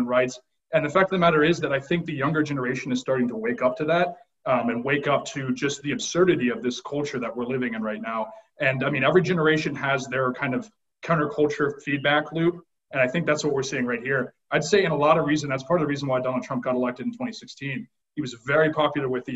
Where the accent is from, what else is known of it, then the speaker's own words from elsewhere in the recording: Northern Virginia, United States; I'm from Northern Virginia. I've lived here my whole life.